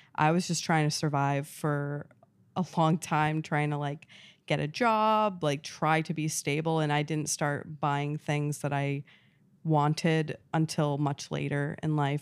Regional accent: Rhode Island, United States; moved away; I grew up in New England, like, a really rural town in New England, Rhode

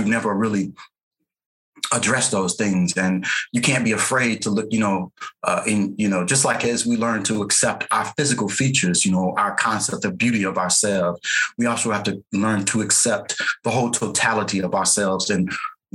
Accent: St. Louis, Missouri, United States; I grew up in St. Louis, Missouri

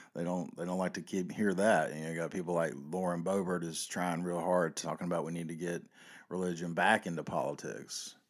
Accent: the South, United States; I grew up in the South

